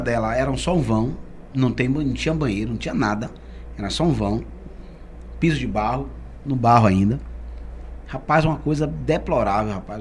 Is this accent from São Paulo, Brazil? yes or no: no; Salvador, Bahia, Brazil; nasci lá, nasci na maternidade de Sila Bobina e morei lá no alto da, no alto da, da Undina. É. No alto da Undina desde a minha infância